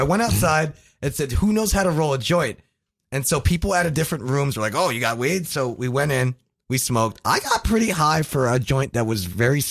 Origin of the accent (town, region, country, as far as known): New Jersey, United States; moved away; also born or lived in Florida